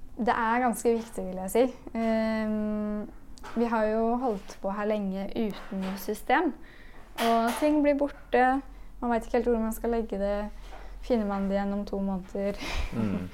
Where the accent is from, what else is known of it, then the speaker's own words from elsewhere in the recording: Spydeberg, Østfold, Norway; moved away as an adult; also born or lived in Oslo; Jeg er fra Spydberg